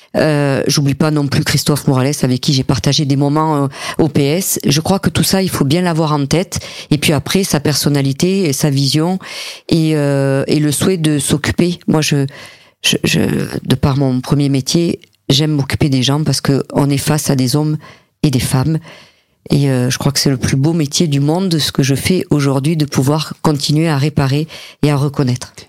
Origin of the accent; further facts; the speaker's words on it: Montpellier, Occitania, France; je suis montpelliéraine